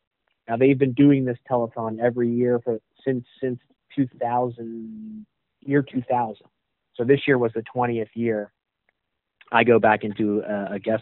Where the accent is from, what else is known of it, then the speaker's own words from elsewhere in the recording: Pittsburgh, Pennsylvania, United States; moved away; the Pittsburgh market, which is my hometown